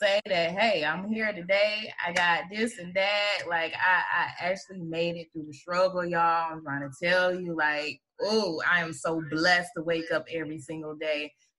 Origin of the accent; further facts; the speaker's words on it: Atlanta, Georgia, United States; I grew up on Bankhead too